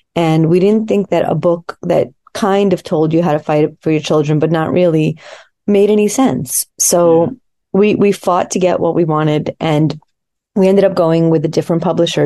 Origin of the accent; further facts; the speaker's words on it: United States; also born or lived in Soviet Union; I um, came to America as a small child